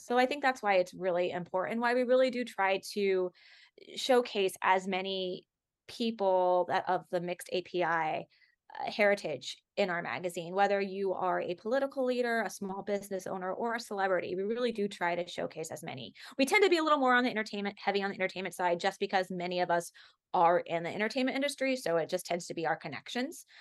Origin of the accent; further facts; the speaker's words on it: Los Angeles, California, United States; growing up in Los Angeles